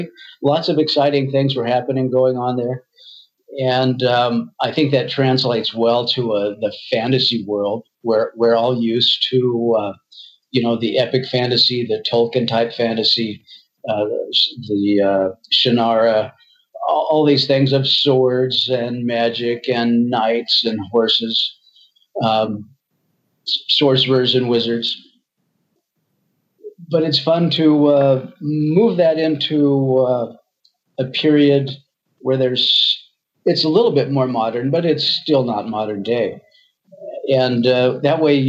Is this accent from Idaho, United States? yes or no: yes; Idaho, United States; I'm from Idaho.